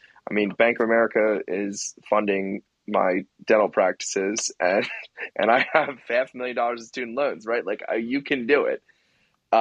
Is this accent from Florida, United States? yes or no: no; suburbs west of Philadelphia, Pennsylvania, United States; it's in my hometown